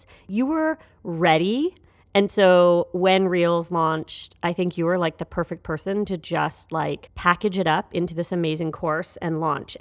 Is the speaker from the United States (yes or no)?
no; Canada; we are both Canadian.